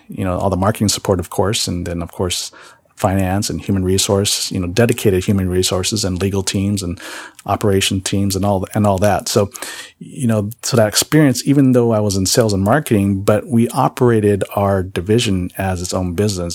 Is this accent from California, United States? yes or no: yes; San Jose, California, United States; also born or lived in Kohala, Hawaii; I really did my growing up years really in San Jose, California. Um, that's where I grew up